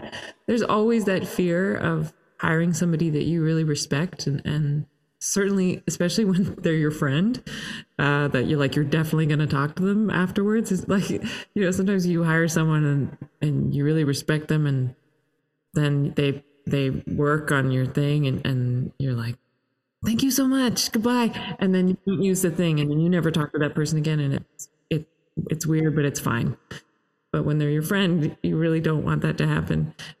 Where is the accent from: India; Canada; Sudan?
Canada; Toronto, Ontario; and I'm Canadian and grew up in Toronto, but.